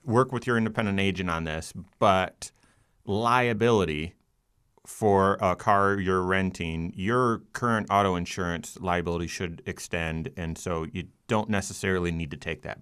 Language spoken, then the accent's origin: English; Grand Rapids, Michigan, United States; also born or lived in Rochester, New York; growing up in Grand Rapids